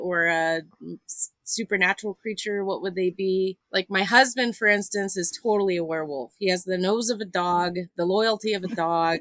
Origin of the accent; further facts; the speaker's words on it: Phoenix, Arizona, United States; now in New Mexico, United States; I'm originally from Phoenix